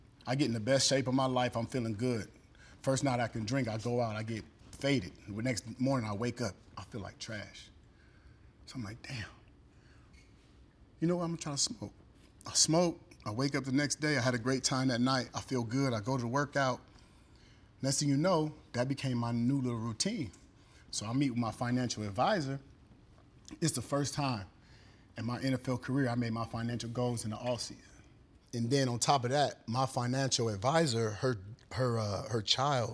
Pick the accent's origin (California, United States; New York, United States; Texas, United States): California, United States; Sacramento; I'm originally from Sacramento, California